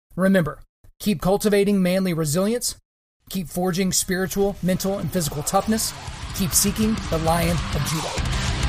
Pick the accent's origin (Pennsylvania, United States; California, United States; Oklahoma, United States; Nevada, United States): Oklahoma, United States; my home state of Oklahoma